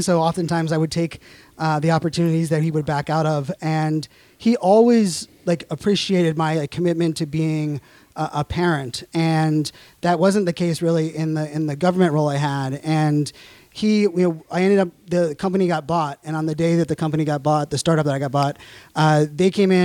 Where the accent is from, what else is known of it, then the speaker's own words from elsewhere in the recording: Pittsburgh, Pennsylvania, United States; moved away as an adult; also born or lived in Virginia / Arizona; now in Northern Virginia, United States; I'm from Pittsburgh